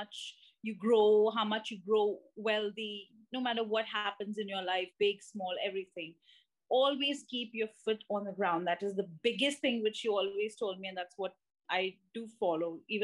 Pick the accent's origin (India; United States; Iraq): India; you being an Indian child